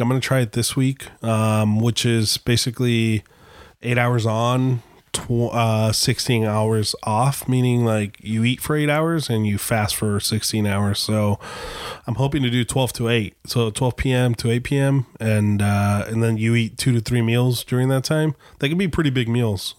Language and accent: English; Gilbert, Arizona, United States; moved away; in Gilbert, Arizona, um, which is kind of cool, but at the same time, it's scary 'cause that's my hometown